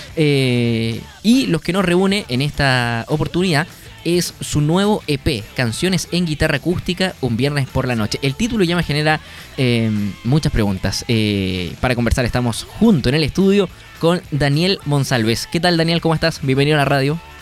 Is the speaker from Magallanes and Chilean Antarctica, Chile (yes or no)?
yes; Punta Arenas, Magallanes and Chilean Antarctica, Chile; yo soy de Punta Arenas, una región donde comprar alcohol es muy barato